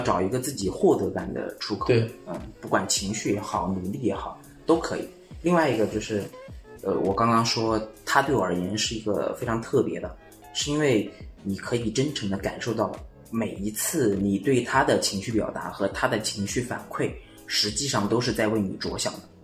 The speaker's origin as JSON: {"language": "Chinese", "region": "Jiangsu", "country": "China", "also_born_or_lived": "Chengdu", "moved": "yes", "said": "我是江苏那边的"}